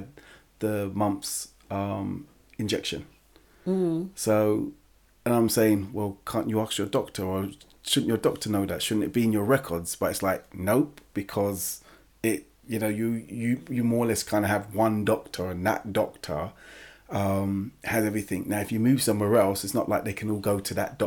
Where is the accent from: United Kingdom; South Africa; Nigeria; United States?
United Kingdom; England; I'm English. I was born in England and I'm English.